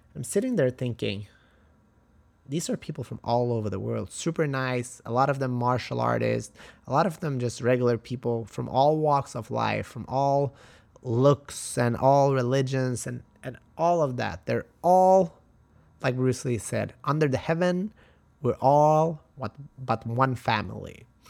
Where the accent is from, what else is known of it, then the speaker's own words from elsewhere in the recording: Halmstad, Halland County, Sweden; moved away; my hometown, in Sweden, Halmstad.